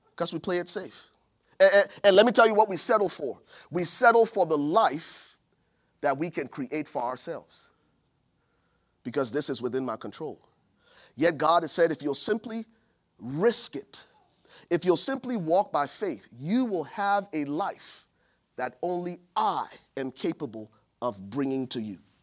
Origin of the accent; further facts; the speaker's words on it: Buchanan, Grand Bassa County, Liberia; now in United States; my hometown in Buchanan, Liberia